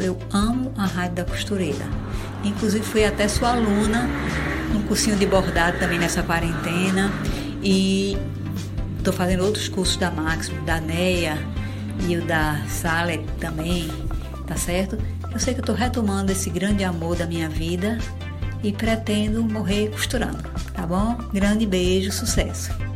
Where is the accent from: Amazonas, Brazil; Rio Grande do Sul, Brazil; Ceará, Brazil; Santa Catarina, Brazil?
Ceará, Brazil; Fortaleza; eu sou de Fortaleza